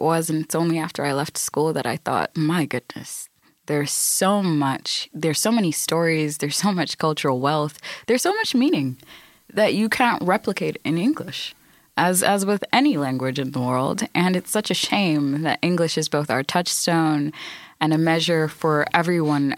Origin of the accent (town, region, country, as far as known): Ireland